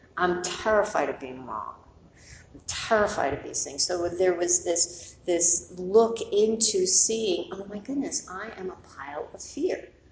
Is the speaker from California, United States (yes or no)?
no; New York City, New York, United States; I grew up in New York City, went to high school in the Bronx.